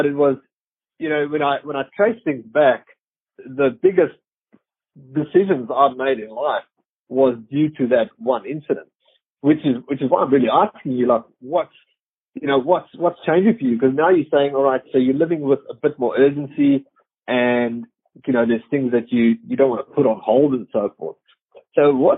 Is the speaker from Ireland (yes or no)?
no; South Africa; moved away; I come from South Africa